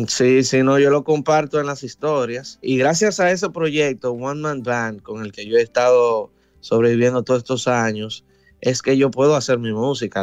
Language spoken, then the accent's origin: Spanish; Dominican Republic; con mi identidad musical como dominicano